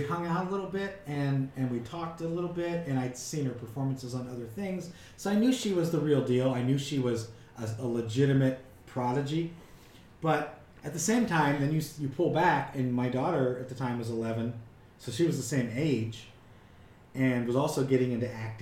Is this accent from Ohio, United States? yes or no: yes; New Philadelphia, Ohio, United States; moved away as an adult; also born or lived in Lakewood, Ohio / North Canton, Ohio; now in Cleveland, United States; I grew up in a town called New Philadelphia.